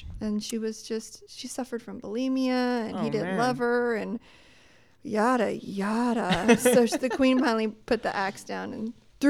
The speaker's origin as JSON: {"language": "English", "town": "Sacramento", "region": "California", "country": "United States", "said": "I'm from Sacramento."}